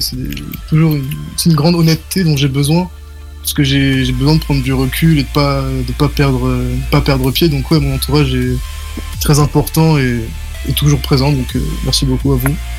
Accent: Nice, Provence-Alpes-Côte d'Azur, France; je viens de Nice

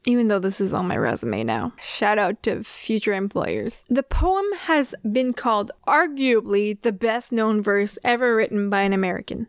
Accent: Canada; we're Canadian

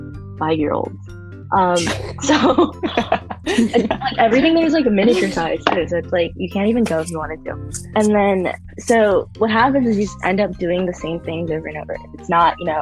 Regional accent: the South, United States; moved away; I grew up in the South where like the pools were like common

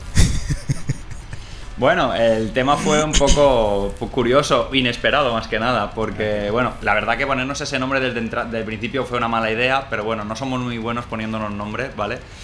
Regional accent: Mallorca, Balearic Islands, Spain; nosotros somos tres tíos de Mallorca

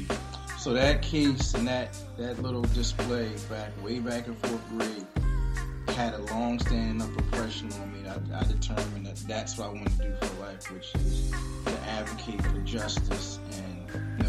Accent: Philadelphia, Pennsylvania, United States; I'm originally from Germantown, but also grew up in West Philly too.

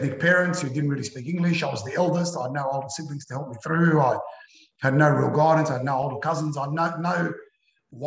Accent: Melbourne, Victoria, Australia; I was born in Melbourne

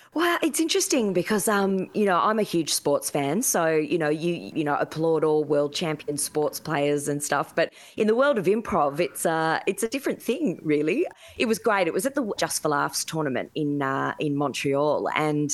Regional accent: Sydney, New South Wales, Australia; I grew up in the in the Hills district

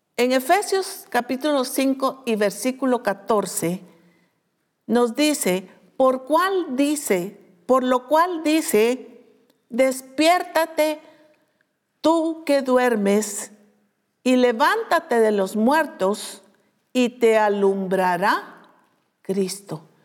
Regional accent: Guatemala; como decimos nosotros en Guatemala

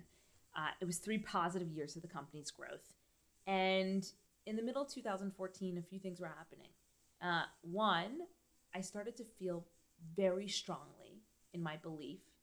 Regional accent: New York, United States; I grew up in New York

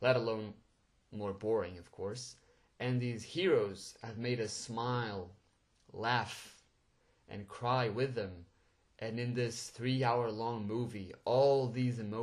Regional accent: Portugal; English is a second language; I'm actually Portuguese, so English is a second language, and well, I'm pretty sure my accent just gave it away.

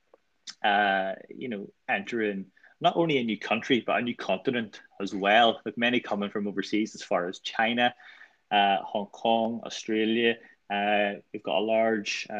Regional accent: Northern Ireland, United Kingdom; moved away as an adult; now in Liverpool, United Kingdom; we came over from Northern Ireland to Liverpool

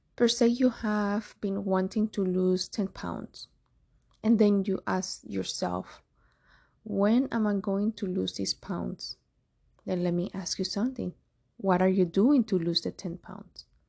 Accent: Cuba; moved away; I'm from Cuba.

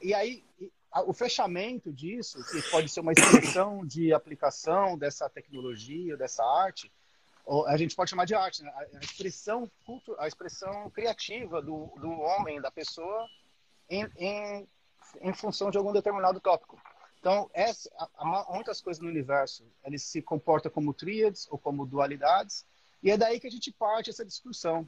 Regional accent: São Paulo, Brazil; moved away as an adult; now in Australia; Eu sou de São Paulo, moro na Austrália há nove anos

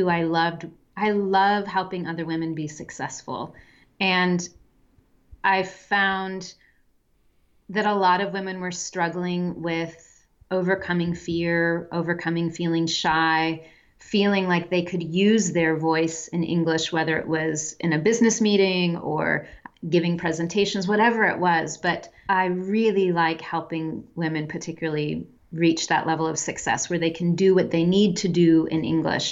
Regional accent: Midwestern town, United States; moved away as an adult; also born or lived in France / Pakistan / Germany / Czech Republic; I'm from the United States. I'm from a Midwestern town, and we had a very small but growing international population when I was young in where I lived

